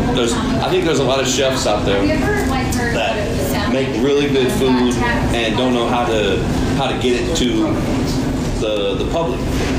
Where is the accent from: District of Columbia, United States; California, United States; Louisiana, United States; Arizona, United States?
Louisiana, United States; Slidell; also born or lived in Texas; Yeah, Slidell.